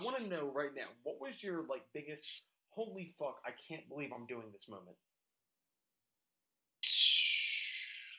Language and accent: English; Philadelphia, Pennsylvania, United States; moved away as an adult; also born or lived in Nashville; So like I was born in Philadelphia, I was raised in Philadelphia